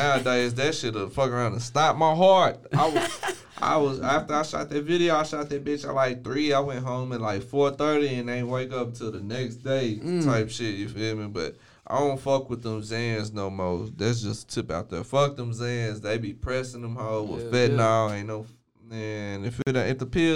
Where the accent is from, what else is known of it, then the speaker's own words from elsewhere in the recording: Waco, Texas, United States; I've been from Waco my whole life. I ain't never moved up out this bit